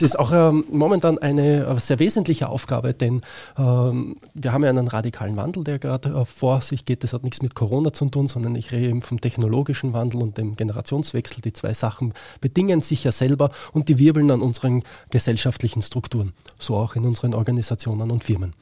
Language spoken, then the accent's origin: German; Austria; bei uns in Österreich